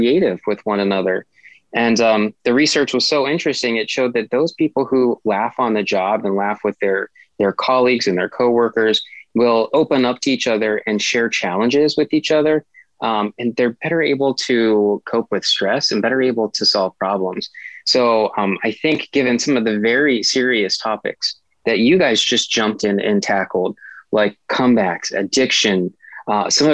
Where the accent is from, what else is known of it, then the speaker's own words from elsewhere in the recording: Appalachian Mountains, United States; I'm from the Appalachian Mountains